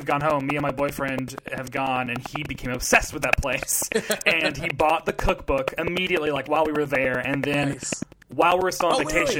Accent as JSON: {"language": "English", "town": "Murfreesboro", "region": "Tennessee", "country": "United States", "also_born_or_lived": "New York", "moved": "yes", "said": "I'm from Murfreesboro. I went to college in Murfreesboro at MTSU."}